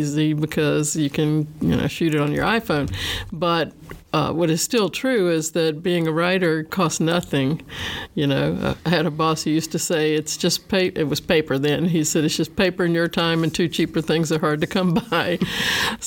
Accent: South Central Virginia, United States; I'm from South Central Virginia, in what used to be tobacco country

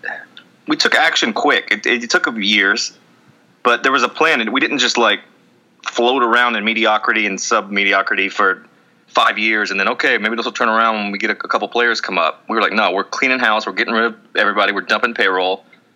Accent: New Jersey, United States; Hey, I'm from Jersey.

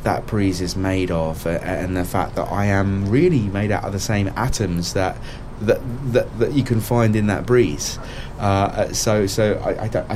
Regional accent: England, United Kingdom; here we are in England, speaking English. Having grown up within the English schooling system

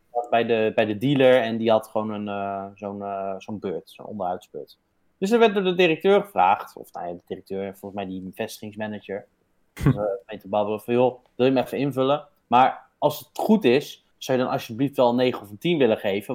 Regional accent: Netherlands; wij zijn Nederlanders

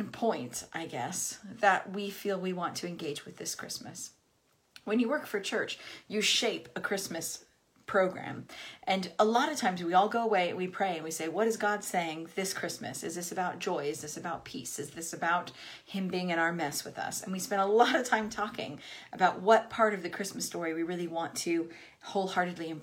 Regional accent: United States; moved away as an adult; I am American. I lived in this country for 18 years now

